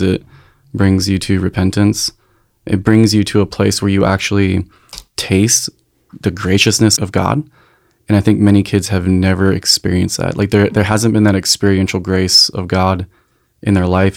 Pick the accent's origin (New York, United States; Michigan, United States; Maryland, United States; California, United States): California, United States; Encinitas; moved away; also born or lived in North Carolina; I was raised in Encinitas